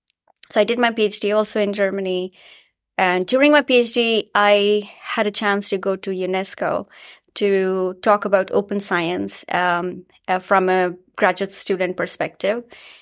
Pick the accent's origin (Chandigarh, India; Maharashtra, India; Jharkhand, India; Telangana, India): Jharkhand, India; Ranchi; I was in school in India, in my hometown in Ranchi, and I heard the word nanotechnology.